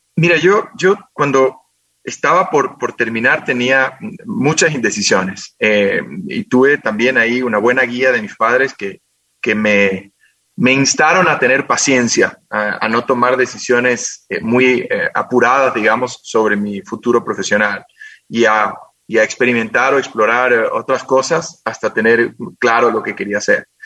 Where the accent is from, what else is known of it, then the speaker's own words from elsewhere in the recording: Quito, Pichincha, Ecuador; also born or lived in Guayaquil; vine acá a Quito hace muchos años, cuando yo tenía siete años, vinimos a, a vivir acá